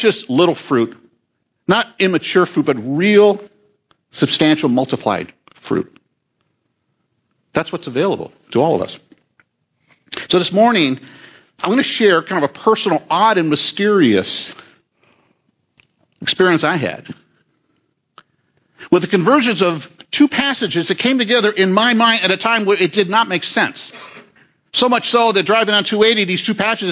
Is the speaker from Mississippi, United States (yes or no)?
no; Southern California, United States; I grew up in Southern California